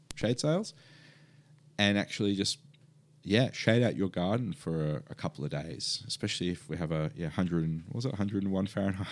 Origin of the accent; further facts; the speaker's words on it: Perth, Western Australia, Australia; now in Melbourne, Australia; I grew up in Perth